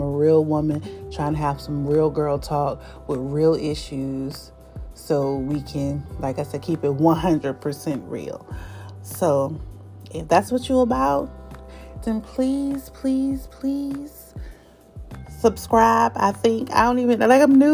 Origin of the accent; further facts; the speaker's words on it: North Carolina, United States; now in Delaware, United States; I'm from North Carolina. All of my friends, which is very few, is in North Carolina.